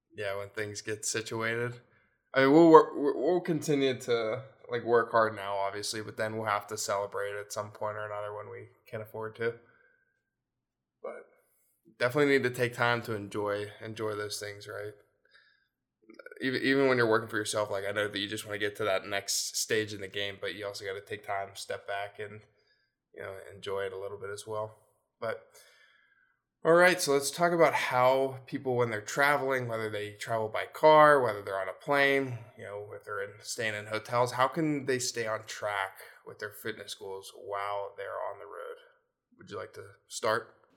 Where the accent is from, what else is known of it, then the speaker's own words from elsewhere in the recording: Pennsylvania, United States; also born or lived in Virginia / North Carolina; we moved up to P A when I was, like, three or two, two or three.